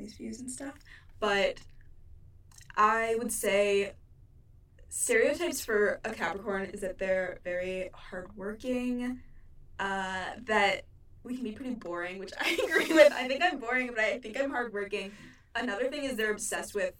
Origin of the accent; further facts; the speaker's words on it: Cleveland, Ohio, United States; I was born in Cleveland, Ohio.